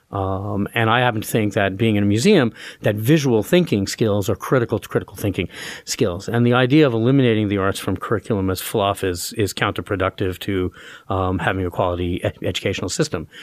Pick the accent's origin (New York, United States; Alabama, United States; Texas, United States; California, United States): New York, United States; New York City; also born or lived in Roanoke, Virginia / Wellesley / Northwestern; now in Allentown, United States; I grew up in Brooklyn, New York